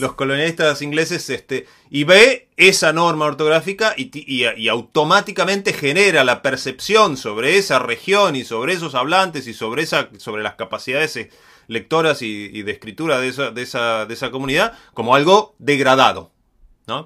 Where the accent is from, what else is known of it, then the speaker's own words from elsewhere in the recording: Patagonia, Argentina; yo no soy porteño, soy de Patagonia